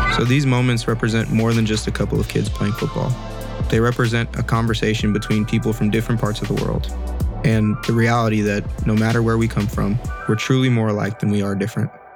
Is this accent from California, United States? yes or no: yes; Los Angeles, California, United States; I'm from Los Angeles, California